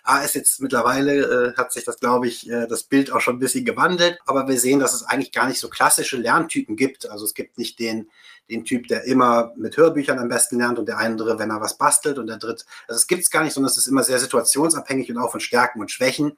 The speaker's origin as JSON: {"language": "German", "region": "Rhineland", "country": "Germany", "tie": "born or raised there", "also_born_or_lived": "Baden-Württemberg", "moved": "yes", "lives_now": "Bavaria, Germany", "said": "bin gebürtiger Rheinländer"}